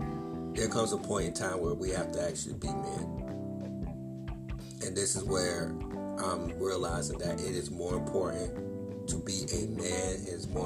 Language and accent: English; Wilmington, United States; moved away; also born or lived in Aiken, South Carolina; In my hometown of Wilmington